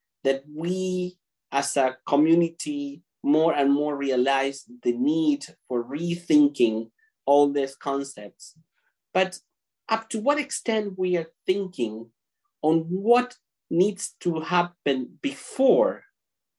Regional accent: Argentina; now in Canada; I was born and raised in Argentina, currently living in Canada

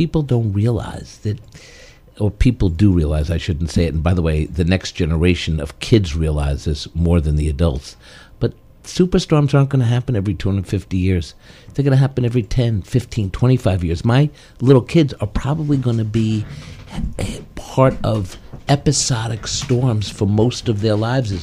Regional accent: New York City, New York, United States; I grew up in Washington Heights back in the 70s and lived some blocks away from Dyckman houses.

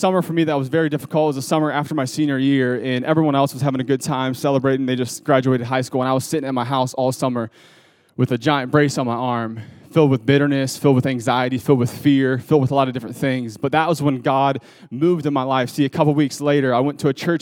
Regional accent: Ohio, United States; I grew up in Ohio

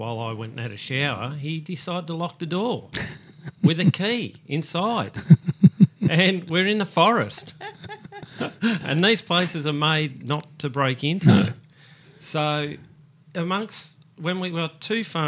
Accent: Police Road, Victoria, Australia; we grew up on Police Road there

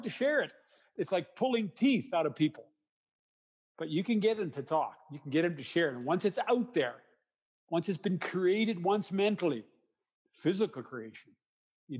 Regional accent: Canada; I'm a Canadian

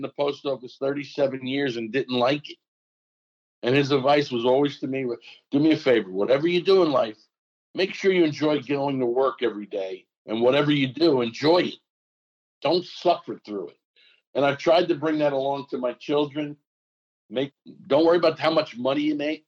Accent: Newark, New Jersey, United States; I'm from Newark

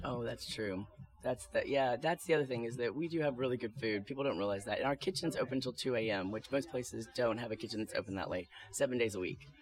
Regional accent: Louisiana, United States; moved away; I'm from Louisiana

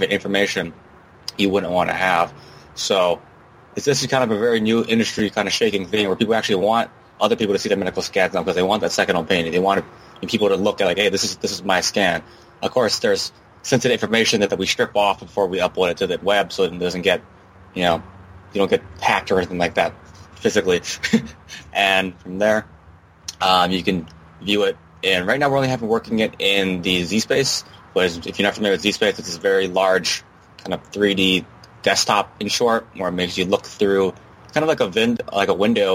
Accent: Hawaii, United States; I'm actually born and raised in Hawaii, actually in Hawaii right now

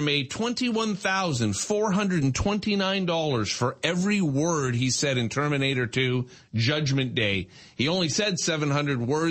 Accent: Brampton, Ontario, Canada; I grew up in Brampton

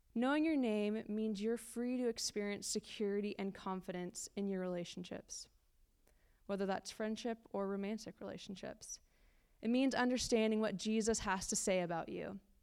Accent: California, United States; moved away as an adult; now in London, United Kingdom; We're originally from California, which is the best state, I'll have to say. Uh, we moved to London about a year ago

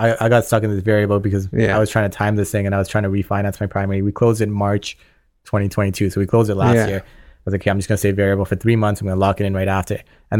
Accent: Scarborough, Ontario, Canada; We grew up just on the Markham Scarborough like borderline.

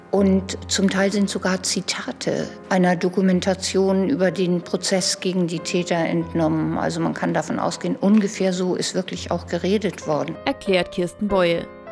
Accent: Germany; als Deutsche

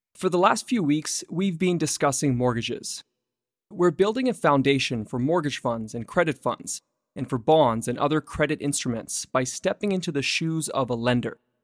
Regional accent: Vancouver, British Columbia, Canada; Vancouver, my hometown.

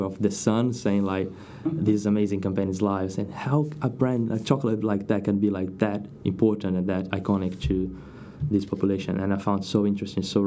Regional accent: Brazil; English is a second language; moved away as an adult; now in United Kingdom; As you can tell by my accent, I'm not from the UK. I'm Brazilian.

